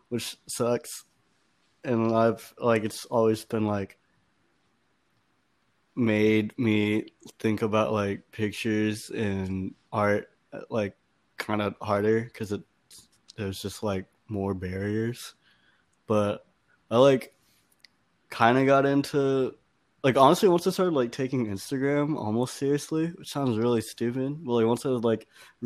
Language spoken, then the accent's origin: English; Austin, Texas, United States; moved away; I grew up in Austin